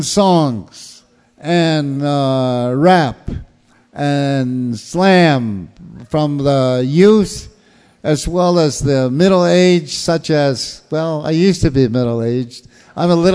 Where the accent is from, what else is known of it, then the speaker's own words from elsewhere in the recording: Acoma Pueblo, New Mexico, United States; also born or lived in Tucson, Arizona; now in Tempe, United States; I'm from Aco or Acoma Pueblo in New Mexico, but I live in Tempe, up in Phoenix